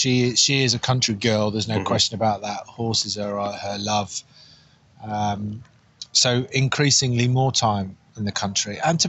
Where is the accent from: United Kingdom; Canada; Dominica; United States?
United Kingdom; Marlow, South East England; also born or lived in Liverpool / Northampton; I was born in Liverpool, then most of my life was down in Buckinghamshire, in Marlow.